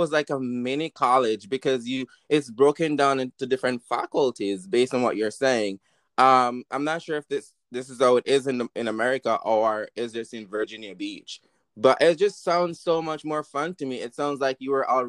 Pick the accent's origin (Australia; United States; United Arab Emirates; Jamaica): Jamaica; I grew up in Jamaica